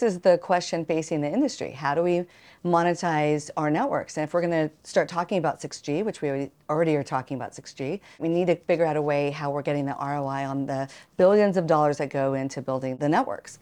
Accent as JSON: {"language": "English", "town": "Austin", "region": "Texas", "country": "United States", "tie": "born or raised there", "said": "my hometown of Austin, Texas"}